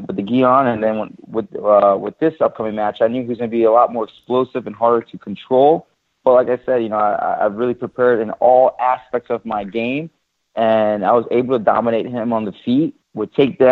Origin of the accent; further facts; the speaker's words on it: New Jersey, United States; we're both from New Jersey, from the East Coast